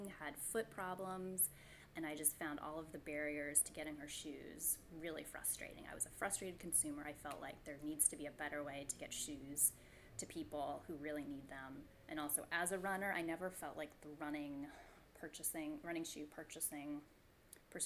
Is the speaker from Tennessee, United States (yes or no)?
no; Newburyport, Massachusetts, United States; also born or lived in Boston, Massachusetts; I was born in Newburyport, Massachusetts, which is on the northeast coast of Massachusetts, almost to New Hampshire.